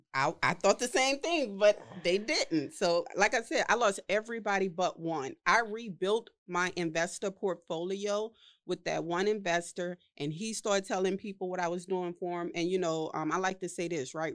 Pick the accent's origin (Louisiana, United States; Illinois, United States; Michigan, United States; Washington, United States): Louisiana, United States; New Orleans; I was from New Orleans, you know, right after Hurricane Katrina